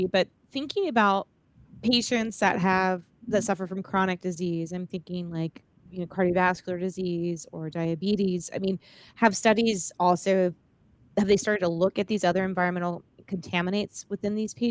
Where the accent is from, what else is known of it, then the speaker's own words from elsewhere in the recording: South Florida, United States; I'm from South Florida, so I grew up around alligators